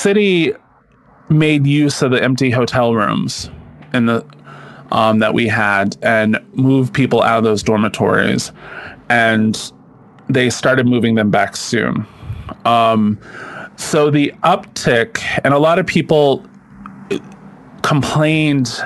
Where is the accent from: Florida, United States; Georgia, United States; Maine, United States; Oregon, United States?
Maine, United States; accent: down east; now in New York City, United States; I grew up in Maine